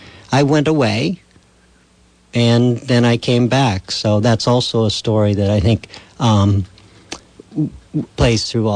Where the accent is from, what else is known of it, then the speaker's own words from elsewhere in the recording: Putney, Vermont, United States; I grew up in Putney, a town famous for our present governor.